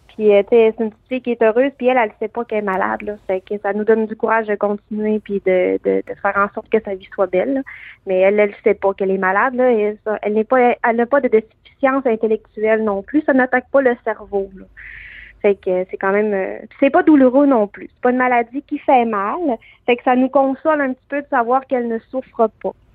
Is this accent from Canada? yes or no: yes; Canada; qu'on est Canadien avant tout aussi